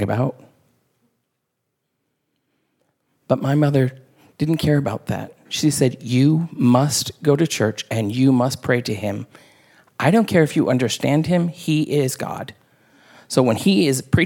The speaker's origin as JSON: {"language": "English", "region": "the South", "country": "United States", "tie": "born or raised there", "said": "I grew up in the South"}